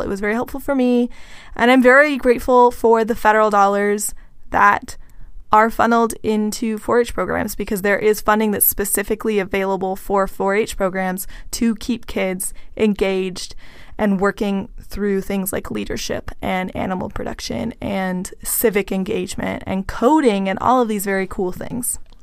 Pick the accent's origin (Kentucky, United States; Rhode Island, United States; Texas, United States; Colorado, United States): Texas, United States; I am from Texas, so we definitely had Latinx people involved throughout four H